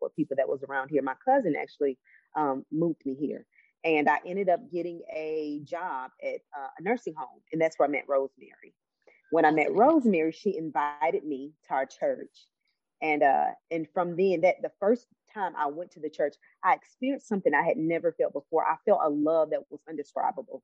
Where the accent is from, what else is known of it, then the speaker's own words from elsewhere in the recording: Cleveland, Ohio, United States; now in Alabama, United States; I'm from Cleveland, Ohio